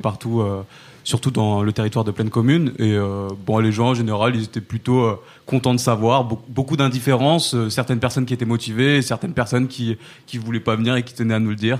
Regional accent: Saint-Denis, Île-de-France, France; j'ai grandi euh, j'ai grandi à Saint-Denis

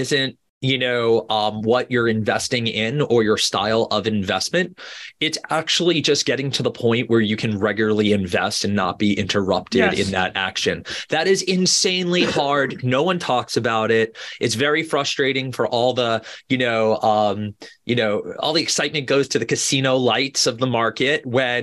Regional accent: Boca Raton, Florida, United States; moved away; I grew up in Boca Raton, Florida, you know, otherwise known as God's waiting room

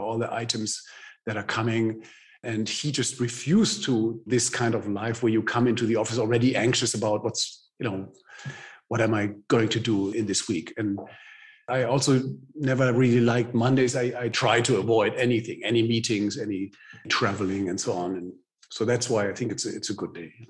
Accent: Germany

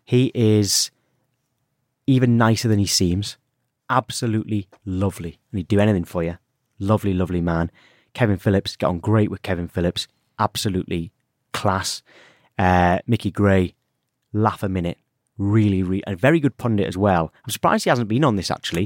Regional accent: Alnwick, North East England, United Kingdom; moved away; I'm from Anik. So North Northumberland is where I'm from

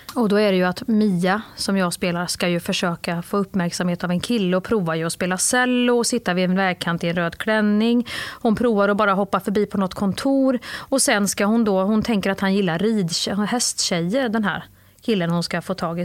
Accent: Värmland, Sweden; moved away; när jag var liten i Värmland

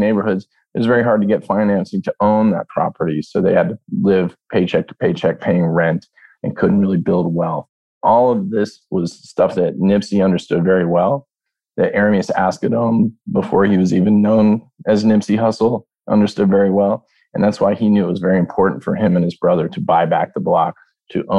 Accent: United States; as an American kid that grew up in America

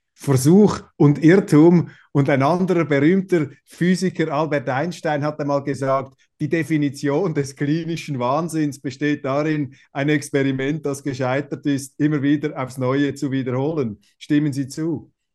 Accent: Switzerland; auch in der Schweiz haben wir

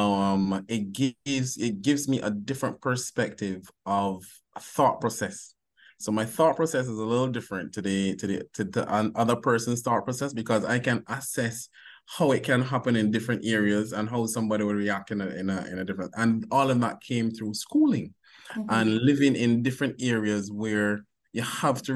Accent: Barbados; accent: Bajan; moved away as an adult; now in Jamaica; I'm originally from Barbados. So I went to high school in Barbados

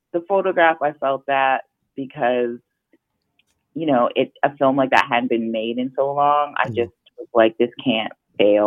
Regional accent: Canada; I'm a Jamaican girl from Canada who grew up very middle class

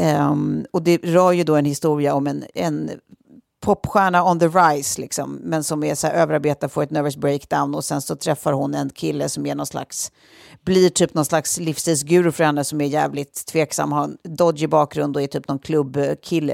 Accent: Sweden; som svenskar

